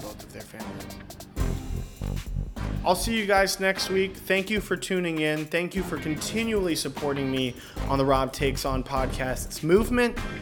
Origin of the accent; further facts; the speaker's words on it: Northern Virginia, United States; I'm from Northern Virginia